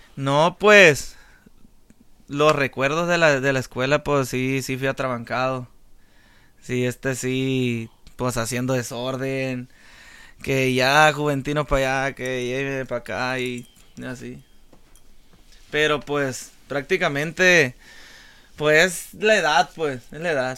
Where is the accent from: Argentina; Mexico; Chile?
Mexico; La Reforma, Sinaloa; moved away; Yo mi niñez eh, la empecé en la Reforma Angostura Sinaloa. Soy de, soy de Angostura, Sinaloa, del puerto de la Reforma